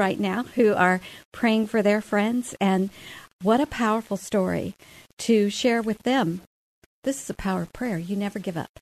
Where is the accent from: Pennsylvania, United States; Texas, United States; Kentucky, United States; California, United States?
Texas, United States; moved away; Originally, I grew up in Texas